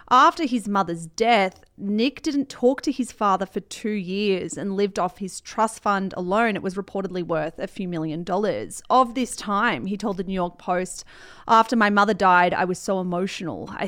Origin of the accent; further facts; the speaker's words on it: Colombia; I created Gloria as a mixture of my mum and my aunt and the women that I grew up with in Colombia.